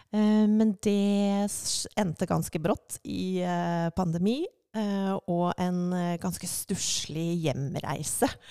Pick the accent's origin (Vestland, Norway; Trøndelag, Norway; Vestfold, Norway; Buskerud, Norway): Vestfold, Norway; Larvik; moved away as an adult; also born or lived in Svelvik / New York; now in Drammen, Norway; jeg er fra Larvik